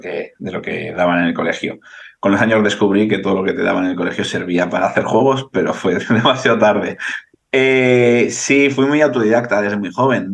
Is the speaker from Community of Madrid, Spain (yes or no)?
no; Bilbao, Basque Country, Spain; yo soy de Bilbao